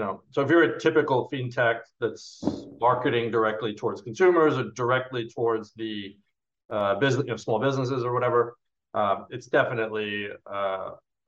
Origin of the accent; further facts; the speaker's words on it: New York, United States; also born or lived in California; now in Europe; originally from New York, lived in California for a long time, and then been in Europe for about 11 years.